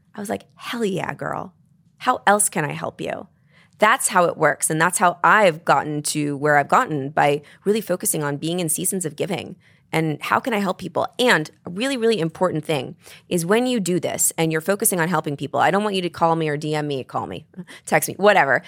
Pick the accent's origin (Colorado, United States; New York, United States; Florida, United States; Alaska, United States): New York, United States; I'm a New Yorker